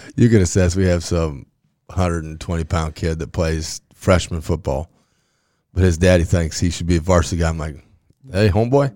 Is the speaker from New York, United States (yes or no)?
no; Grand Island, Nebraska, United States; I'm from Grand Island.